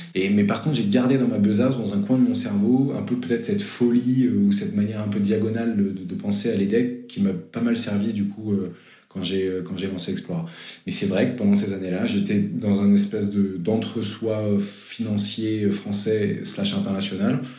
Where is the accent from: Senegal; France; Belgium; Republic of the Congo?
France; Versailles, Île-de-France; also born or lived in Lille; enfance très classique et studieuse, en région ouest parisien, Versailles